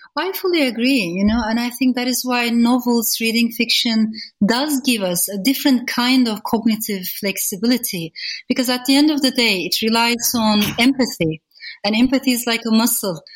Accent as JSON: {"language": "English", "country": "Turkey", "tie": "born or raised there", "moved": "yes", "lives_now": "United Kingdom", "said": "growing up in Turkey."}